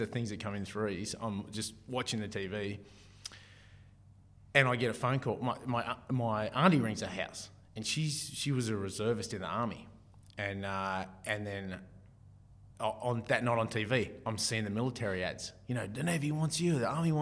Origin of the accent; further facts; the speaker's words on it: Martinsville, New South Wales, Australia; moved away; I come from Martinsville, a bit of a rural community